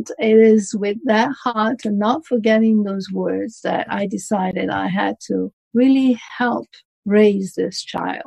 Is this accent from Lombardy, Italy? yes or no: yes; Milan, Lombardy, Italy; I come from Milan, Italy